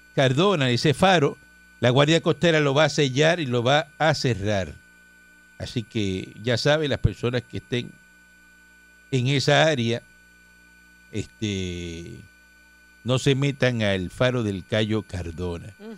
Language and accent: Spanish; Cuba; now in Puerto Rico; Yo no soy boricua, yo soy cubano